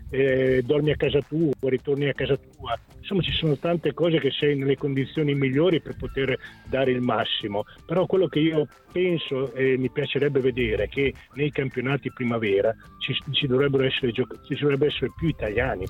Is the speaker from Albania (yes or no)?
no; San Marino; io sono di San Marino